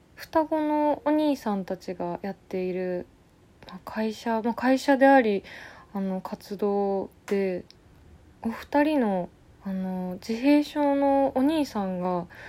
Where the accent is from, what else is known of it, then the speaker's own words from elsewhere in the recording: Tokyo, Japan; 生まれ育った東京